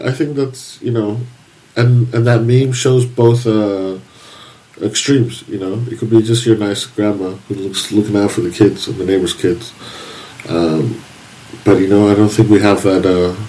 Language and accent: English; United States; now in Germany; as an American